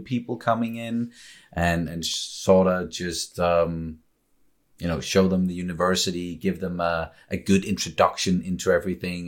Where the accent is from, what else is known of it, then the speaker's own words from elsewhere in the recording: Copenhagen, Capital Region of Denmark, Denmark; moved away as an adult; now in Funen, Denmark; I was born and raised in Copenhagen